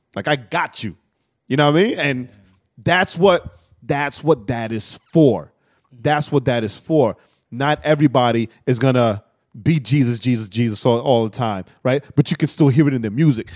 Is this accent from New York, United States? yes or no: yes; New York, United States; I'm straight from New York, projects